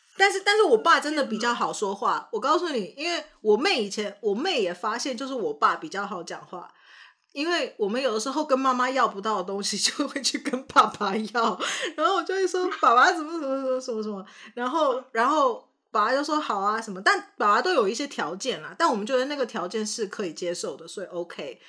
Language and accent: Chinese; Canada; also born or lived in Taiwan; 大家知道我是在加拿大长大的嘛？但是大家不晓得，就，就是我，我是在台湾出生，那在加拿大长大